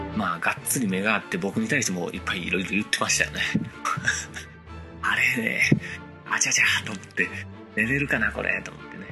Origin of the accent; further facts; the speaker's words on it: Kansai, Japan; 大阪、地元でね、 大阪地元じゃないけども、ね、地元関西で